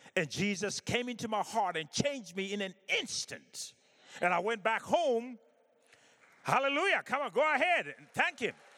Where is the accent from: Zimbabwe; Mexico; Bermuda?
Zimbabwe; I was born in Africa, in Zimbabwe